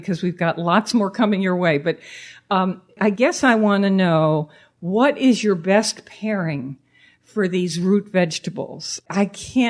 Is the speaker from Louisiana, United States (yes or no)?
no; Manchester, Connecticut, United States; growing up in Manchester, Connecticut